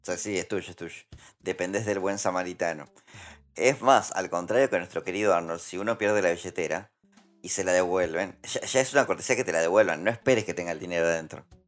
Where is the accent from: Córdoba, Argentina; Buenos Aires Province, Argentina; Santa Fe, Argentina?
Santa Fe, Argentina; Santa Fe también es una provincia cuya humedad se sufre muchísimo. Eh, y puntualmente mi pueblo está como. Es como un pantano